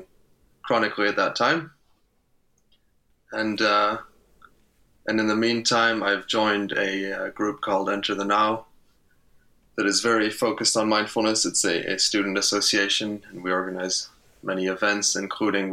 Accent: Luxembourg; moved away as an adult; now in Eindhoven, Netherlands; I grew up in Luxembourg, spent the first 18 years of my life there

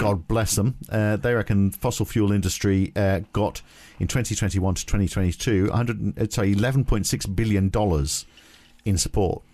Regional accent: United Kingdom; I was growing up in the U K

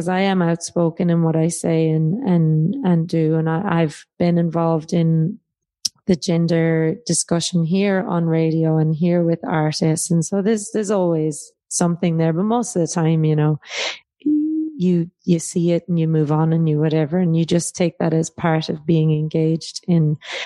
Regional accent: Ireland; now in Australia; And then in Ireland, not really Irish, because I'm not living there, even though I am Irish

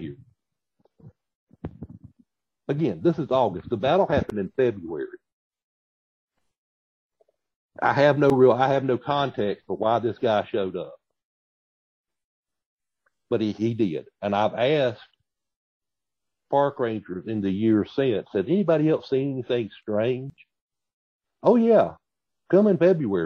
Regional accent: the South, United States; accent: Southern

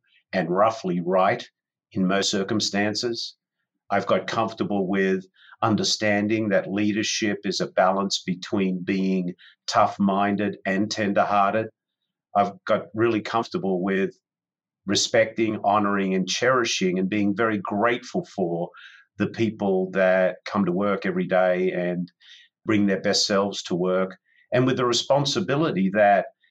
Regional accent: Sydney, New South Wales, Australia; moved away as an adult; now in San Diego, United States; Back in 1994, I moved from Sydney, Australia, which is my home, to San Diego

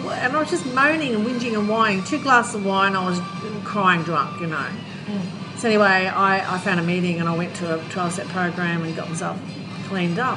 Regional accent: Australia; moved away; I come from Australia. I can go home

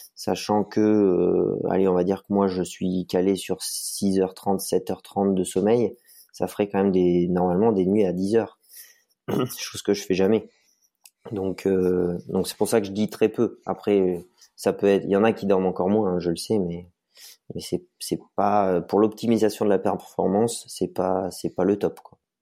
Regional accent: Vercors, near Grenoble, Auvergne-Rhône-Alpes, France; Je suis natif du Vercors, donc à côté du bassin grenoblois où toute ma famille habite. Voilà, j'ai grandi, euh, j'ai grandi un peu dans, les montagnes

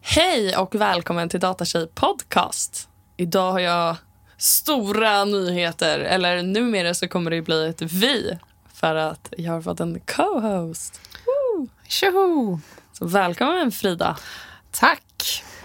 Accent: Sala, Västmanland, Sweden; jag är uppvuxen i skogen eh, utanför Västerås, kan man säga. Sala

